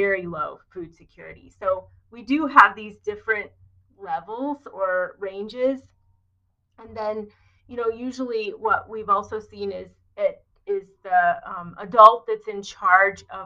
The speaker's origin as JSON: {"language": "English", "region": "rural Indiana", "country": "United States", "tie": "born or raised there", "also_born_or_lived": "Philadelphia / Philippines", "moved": "as an adult", "said": "having grown up in rural Indiana"}